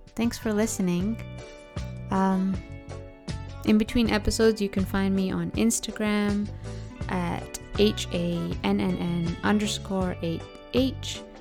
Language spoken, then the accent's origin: English; Oakville, Ontario, Canada; also born or lived in London, England / Dayton, Ohio; So I was born in London, England. I grew up in Oakville, Ontario. After like a year stint we spent in Dayton, Ohio